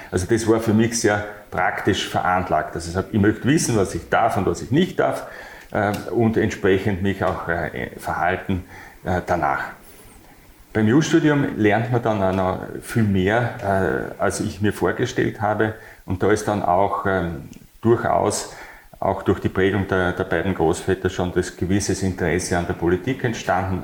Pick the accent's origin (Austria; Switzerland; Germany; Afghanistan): Austria; Bad Mitterndorf, Styria; also born or lived in Bad Aussee / Graz / Brussels; geboren in Bad Aussee, aufgewachsen in Bad Mitterndorf, wo ich mich nach wie vor sehr wohl fühle